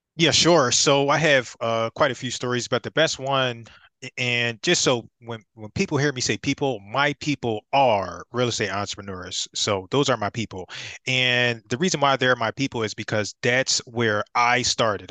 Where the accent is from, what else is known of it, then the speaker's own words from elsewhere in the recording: Philadelphia, Pennsylvania, United States; I'm from Philadelphia